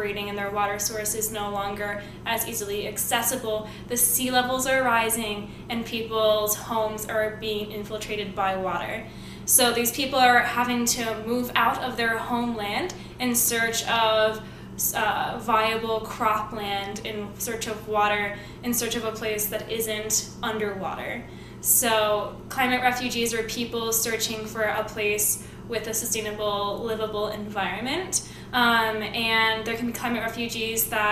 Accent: Montana, United States; also born or lived in East Coast, United States; now in Arizona, United States; I grew up in Montana and on the East Coast

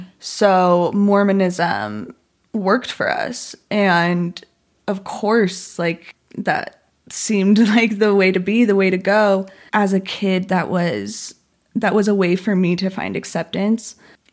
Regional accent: Spanish Fork, Utah, United States; born there; Yeah. So I was born in Spanish Fork.

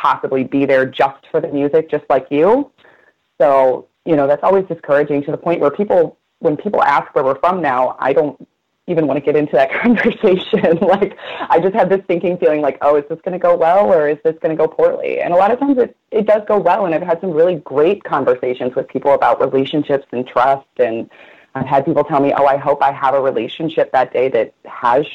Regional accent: St. Louis, Missouri, United States; I'm from St. Louis

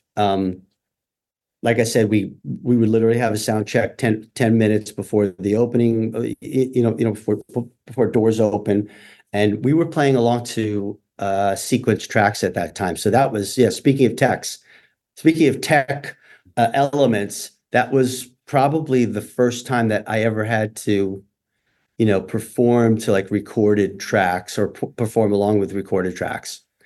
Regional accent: Randolph, New Jersey, United States; moved away as an adult; also born or lived in New York City; I grew up in Northeast New Jersey in a town called Randolph

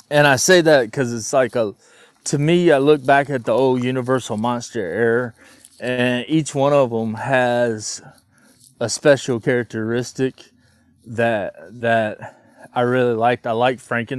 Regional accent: North Carolina, United States; we're both from North Carolina

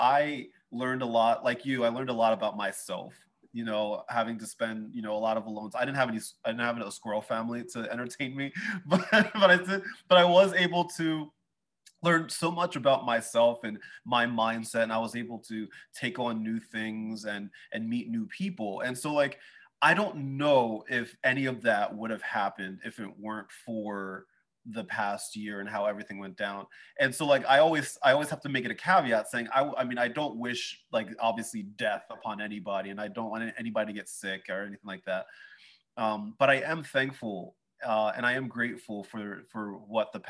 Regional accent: Philadelphia, Pennsylvania, United States; I'm a Philly boy

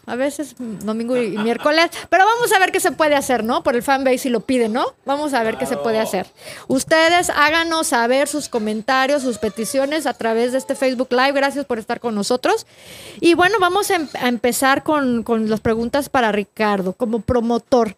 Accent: Mexico; now in Atlanta, United States; los que fuimos nacidos y criados en México, como yo y como tú

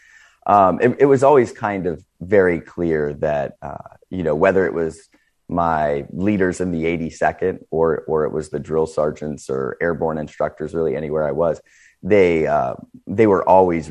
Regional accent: Northeast Ohio, United States; I come from Northeast Ohio, kind of the Rust Belt area, where you saw a lot of factory jobs leaving

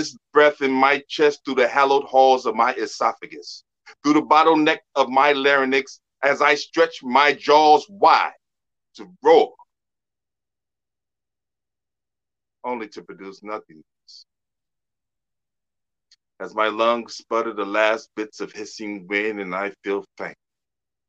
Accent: Detroit, Michigan, United States; now in Arkansas, United States; I'm from Detroit, actually. Transport down here to Arkansas

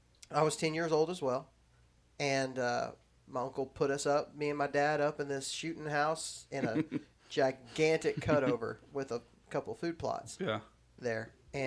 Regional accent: Texas, United States; now in Alabama, United States; I was living in Texas. I grew up there in Texas, but we came to visit here.

